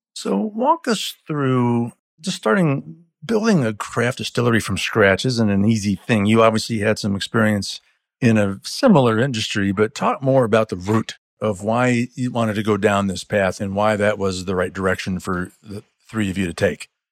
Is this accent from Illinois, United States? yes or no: yes; Illinois, United States; my home state of Illinois